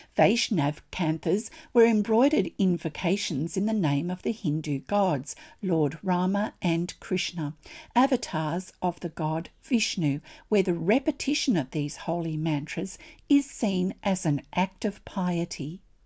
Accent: Australia; I'm an Australian textile artist, teacher, judge, blogger, and Stitch enthusiast.

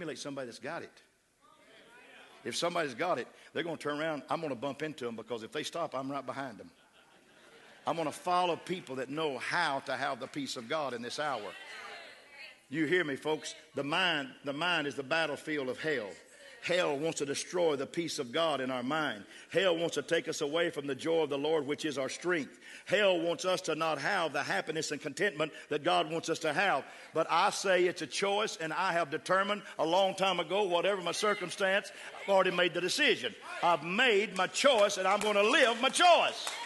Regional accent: West Texas, United States; accent: West Texas; now in Austin, United States; I slip in that West Texas. That's my raising. See, I was raised in West Texas

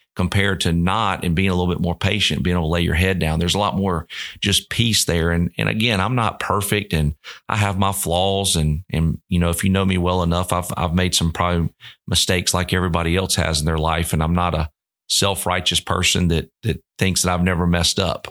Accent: Columbus, Georgia, United States; born and raised in Columbus, Georgia.

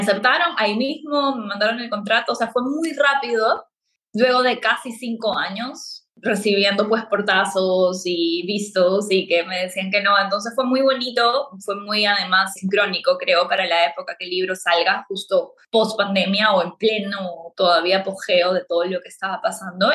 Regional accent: Peru; moved away as an adult; now in Playa del Carmen, Mexico; Soy de Perú y vivo en Playa del Carmen

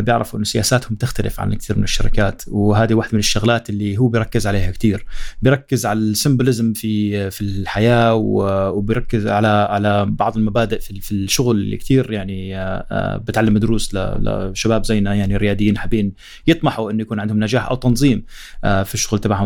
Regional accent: Jordan; احنا من الأردن

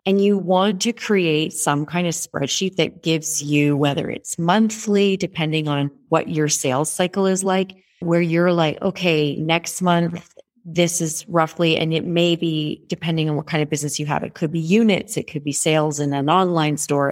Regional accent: Canada; moved away as an adult; also born or lived in Toronto; now in Rwanda; I am Canadian. I have a house in Toronto that I spend about twenty percent of my time.

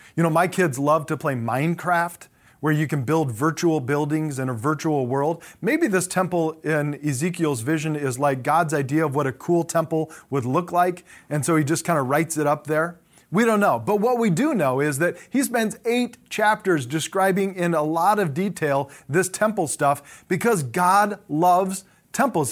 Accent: Southern California, United States; I grew up in Southern California

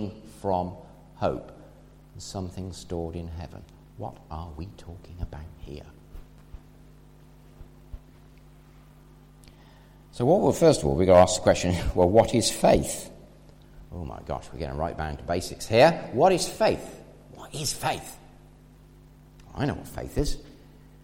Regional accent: England, United Kingdom; we're English

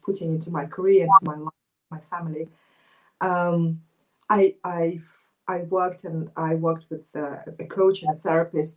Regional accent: Moscow, Russia; I was born in Moscow, Russia, and growing up as an Asian girl in Moscow

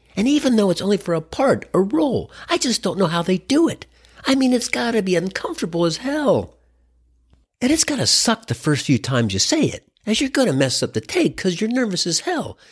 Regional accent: Cincinnati, Ohio, United States; moved away; I grew up in the Natty, and I got family living in Dayton

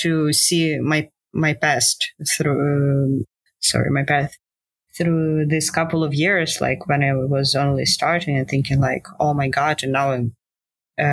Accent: Ukraine; So I'm from Ukraine. I grew up here and I live

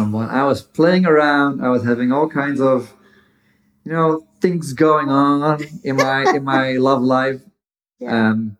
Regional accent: Netherlands; moved away as an adult; now in United States; I lived in the Netherlands for the majority of my life

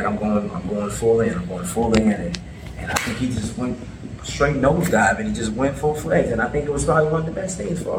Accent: Chicago, Illinois, United States; I'm from Chicago

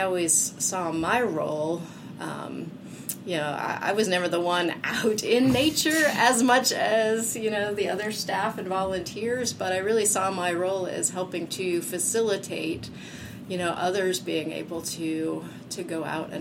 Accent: Hublersburg, Pennsylvania, United States; I grew up here in Center County, a little town called Hublersburg

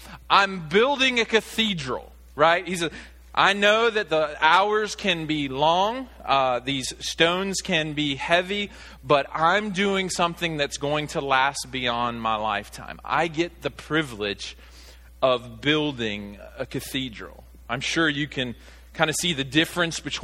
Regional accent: Arkansas, United States; moved away as an adult; also born or lived in Virginia; my home state of Arkansas

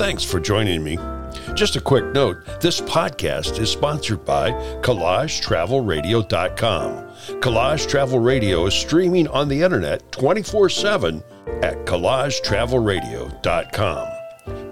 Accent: Chillicothe, Illinois, United States; now in Florida, United States; my hometown of Chillicothe, Illinois

